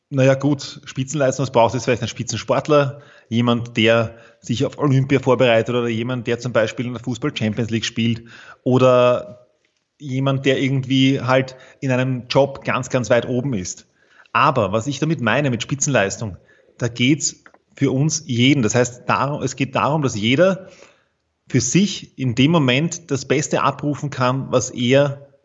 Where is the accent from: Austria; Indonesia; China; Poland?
Austria; Vienna; ich bin aus Wien, so wie du.